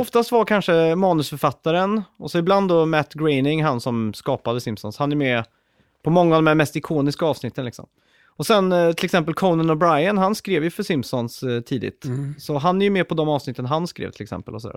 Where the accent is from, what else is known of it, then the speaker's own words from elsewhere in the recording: Sweden; jag är ju född och uppväxt i Sverige